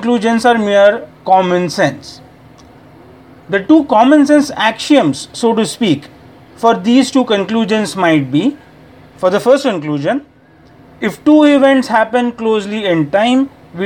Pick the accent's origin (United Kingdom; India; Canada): India; from India